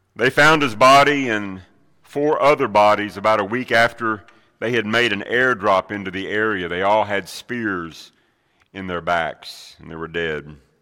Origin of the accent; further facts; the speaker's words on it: Middle Tennessee, United States; Growing up in Middle Tennessee